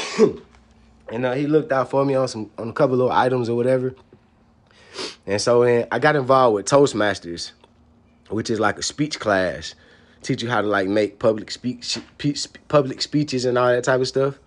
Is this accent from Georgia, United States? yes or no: yes; Atlanta, Georgia, United States; I was a dude from Atlanta.